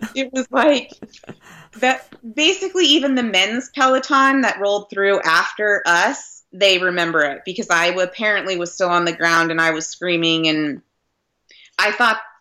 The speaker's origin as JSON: {"language": "English", "town": "Redlands", "region": "California", "country": "United States", "tie": "born or raised there", "said": "my hometown community"}